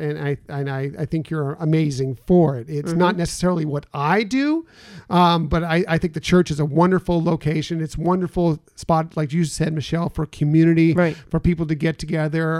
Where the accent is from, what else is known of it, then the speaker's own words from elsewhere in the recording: West Coast, United States; I grew up here on the West Coast, so I would go to Disneyland a lot